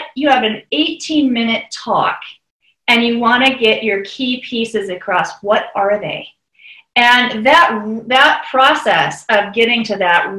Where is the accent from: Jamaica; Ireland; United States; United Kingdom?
United States; Bend, Oregon; in Bend, Oregon, in my hometown